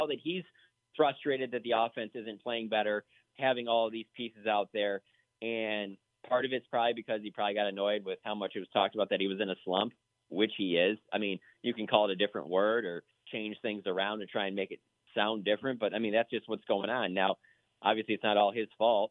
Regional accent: Michigan, United States; moved away as an adult; now in Dallas, United States; growing up in Michigan

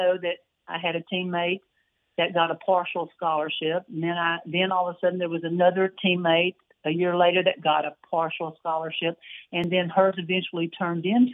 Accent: Waco, Texas, United States; growing up in Waco, always a Baylor fan.

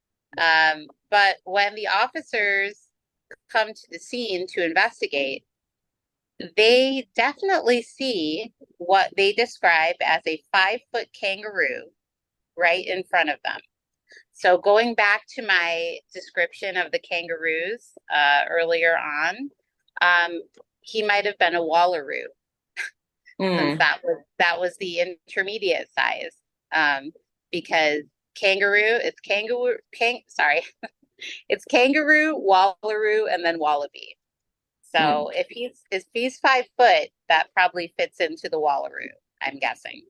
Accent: Oak Park, Illinois, United States; my hometown of Oak Park, Illinois

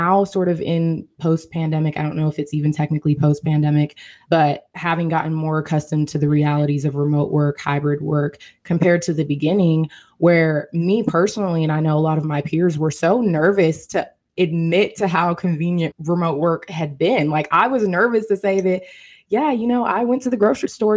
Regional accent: Seattle, Washington, United States; moved away as an adult; now in Philadelphia, United States; prior to my move to Philadelphia, I am from Seattle, Washington

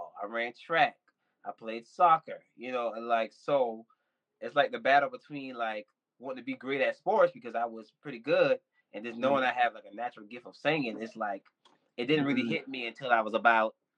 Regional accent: Andrews, South Carolina, United States; now in Atlanta, United States; I'm originally from Andrews, South Carolina.

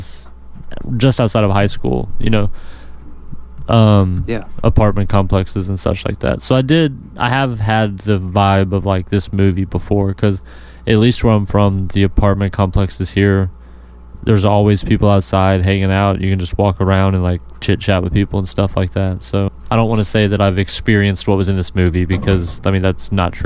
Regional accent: Georgia, United States; also born or lived in Missouri; I'm originally from Missouri, but I've been in Georgia since I was 4.

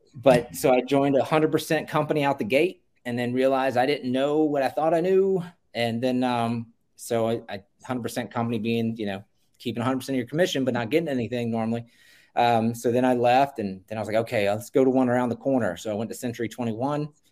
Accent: Virginia Beach, Virginia, United States; Virginia Beach, Virginia. Uh, it's my hometown.

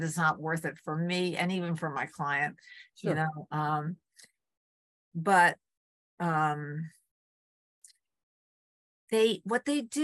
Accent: Port Jervis, New York, United States; moved away as an adult; also born or lived in Arlington, Massachusetts; my hometown, Port Jervis, New York

